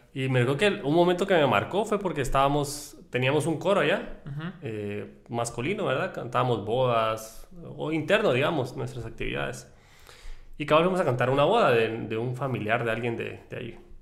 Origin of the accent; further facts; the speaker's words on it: El Salvador; nosotros somos salvadoreños